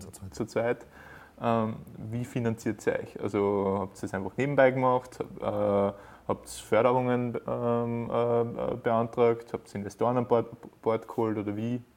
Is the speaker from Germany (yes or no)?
no; Upper Austria, Austria; bei uns in Oberösterreich